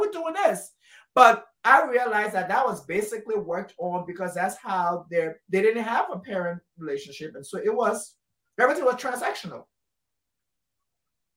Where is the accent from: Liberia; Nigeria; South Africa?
Liberia; I'm Liberian, West African